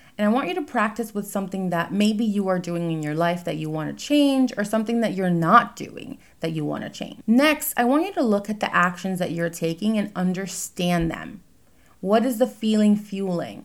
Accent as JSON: {"language": "English", "region": "New York", "country": "United States", "tie": "born or raised there", "moved": "yes", "lives_now": "New Jersey, United States", "said": "I currently live in New Jersey. I was born in New York"}